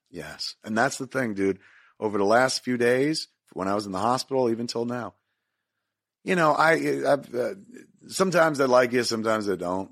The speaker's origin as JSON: {"language": "English", "town": "Highlands", "region": "New Jersey", "country": "United States", "tie": "born or raised there", "said": "growing up in Highlands, all you smelled was fish 'cause it's a fishing industry town."}